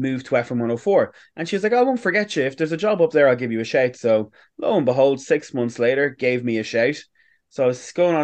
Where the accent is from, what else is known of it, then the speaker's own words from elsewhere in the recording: Navan, Leinster, Ireland; moved away; I'm originally from Navan, and I went back home at the weekend